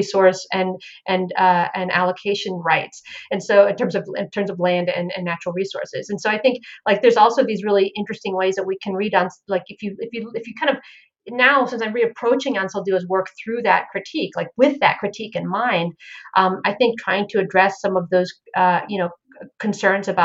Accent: Florida, United States; now in Charlotte, United States; growing up in Florida

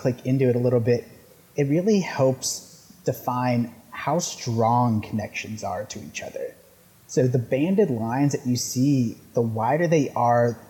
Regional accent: South Pasadena, California, United States; I grew up in South Pass, so I wanted to make my community better

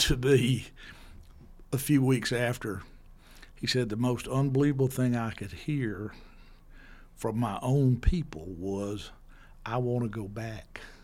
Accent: Yazoo City, Mississippi, United States; I grew up in Jersey City, and, uh, my father died when I was two, and so my mother raised my two older brothers and me, and, uh, my everybody in my family was a lawyer, so I assumed that I would come home to Yazoo City

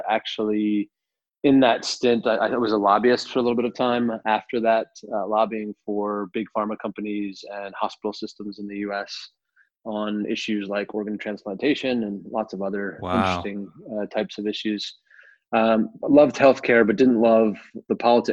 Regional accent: Richmond, Virginia, United States; accent: American; moved away as an adult; also born or lived in New York; now in London, United Kingdom; moving back to my hometown, Richmond, Virginia, from New York

